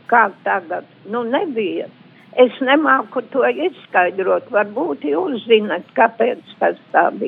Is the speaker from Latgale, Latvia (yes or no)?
yes; Latgale, Latvia; Es esmu cilvēks jau pāri 80 gadiem un gribu padalīties un izstāstīt, kā manā bērnībā Latgalē nu, mums nepieminēja tādu adventu.